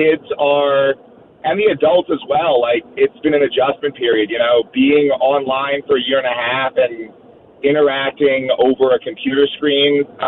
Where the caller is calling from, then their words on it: New York City, New York, United States; I'm calling from Queens.